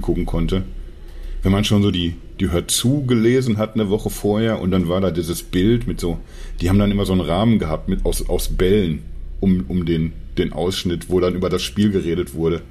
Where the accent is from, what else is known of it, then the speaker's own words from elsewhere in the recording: Dortmund, North Rhine-Westphalia, Germany; ich komme ja, also gebürtig aus Dortmund, habe sehr lange zwar irgendwie so in der Nähe von Dortmund gewohnt